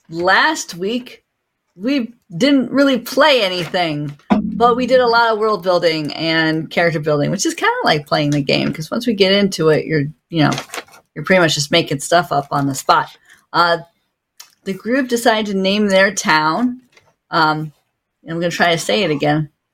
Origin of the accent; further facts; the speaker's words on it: Ithaca, New York, United States; I'm from Ithaca, so that was a double fun for everyone involved as they made fun of my hometown.